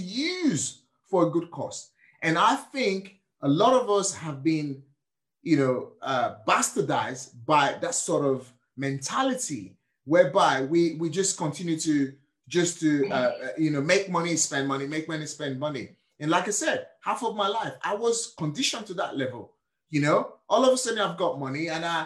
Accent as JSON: {"language": "English", "country": "Nigeria", "tie": "born or raised there", "moved": "yes", "lives_now": "United Kingdom", "said": "I was born and raised in Nigeria."}